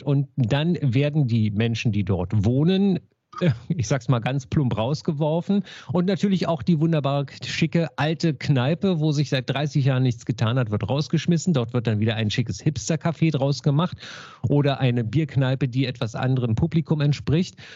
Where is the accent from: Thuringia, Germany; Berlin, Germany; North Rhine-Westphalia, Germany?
Berlin, Germany; Ich bin ja in Marienfelde groß geworden hier in Berlin